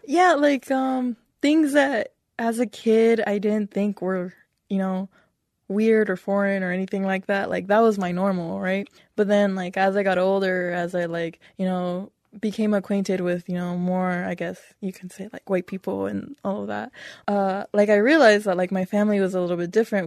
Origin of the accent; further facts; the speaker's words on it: United States; I've grown up here, I was born here